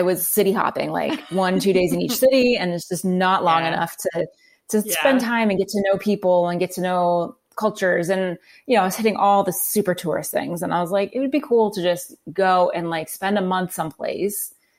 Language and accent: English; New Jersey, United States; also born or lived in Calgary, Canada / Los Angeles; now in Phoenix, United States; I was born in Calgary, Alberta in Canada. I lived in New Jersey. I grew up there and we moved when I was young. I lived in Los Angeles for about 5.5 years working